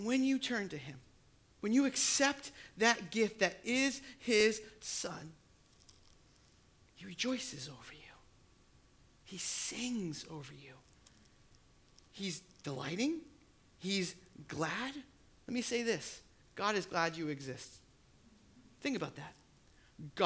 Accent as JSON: {"language": "English", "region": "New Hampshire", "country": "United States", "tie": "born or raised there", "said": "I grew up in New Hampshire"}